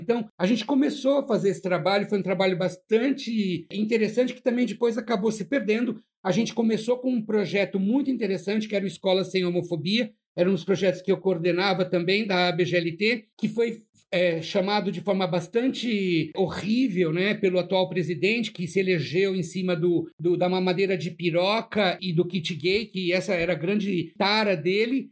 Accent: São Paulo, Brazil; Eu sou de São Paulo, da periferia de São Paulo, de Ermelino Matarazzo, na Zona Leste

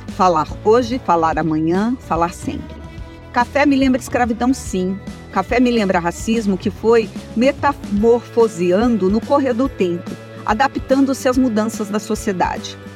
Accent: Vera Cruz, São Paulo, Brazil; Nasci e cresci em Veracruz, oeste do interior do estado de São Paulo

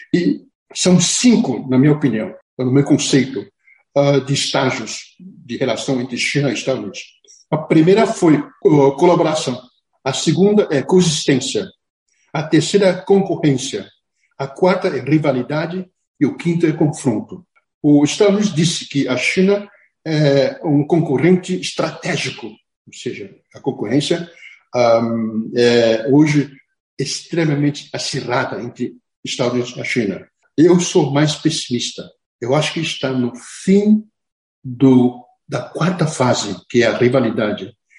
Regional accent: Brazil; eu, como brasileiro

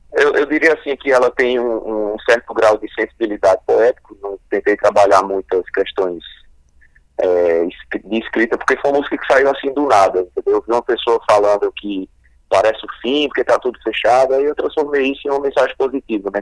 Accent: Paraíba, Brazil; Minha família tem base na literatura de cordel, visto que a gente é aqui da Paraíba e no interior principalmente

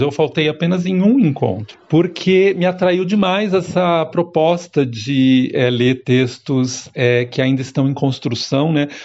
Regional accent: São Paulo, Brazil; sou natural de São Paulo

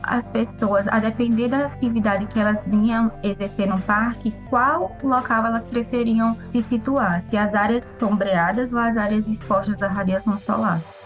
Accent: Maceió, Alagoas, Brazil; moved away as an adult; also born or lived in São Carlos; Maceió, que é a minha cidade natal

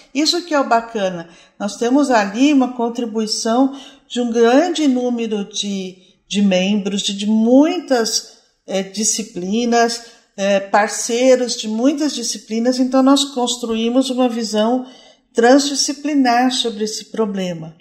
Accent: Brazil; nós, como brasileiros

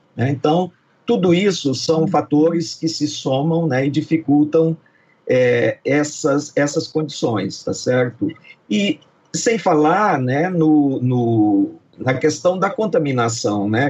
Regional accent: Brazil; nós somos brasileiros

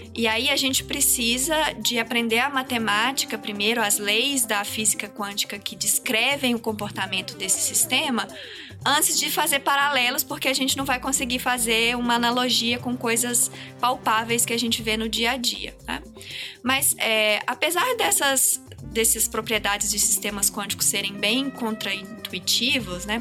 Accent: Minas Gerais, Brazil; moved away as an adult; now in São Paulo, Brazil; Eu sou de Minas, eu fiz a minha carreira acadêmica toda lá

